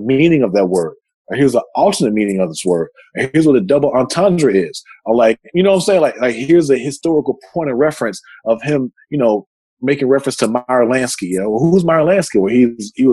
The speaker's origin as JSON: {"language": "English", "region": "Texas", "country": "United States", "said": "I'm from Texas"}